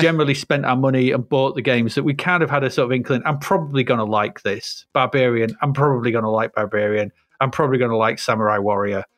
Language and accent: English; Grimsby, Yorkshire and the Humber, United Kingdom; we're growing up in Grimsby